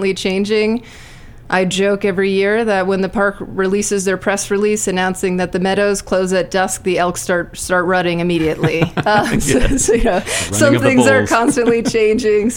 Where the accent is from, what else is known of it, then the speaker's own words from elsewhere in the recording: south of Tucson, southern Arizona, United States; also born or lived in Washington, D.C.; now in Estes Park, United States; I'm originally from southern Arizona. So Tucson, Arizona. Yep, south of Tucson, just off the border.